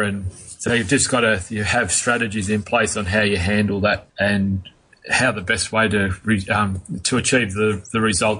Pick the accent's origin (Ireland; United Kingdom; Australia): Australia; Melbourne, Victoria; When I was born and bred in Melbourne, and when we moved up here when I was 15, that was in 1982